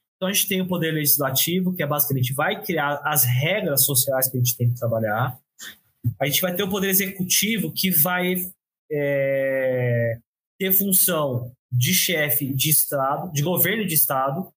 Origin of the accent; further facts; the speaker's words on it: São Paulo, Brazil; eu sou de São Paulo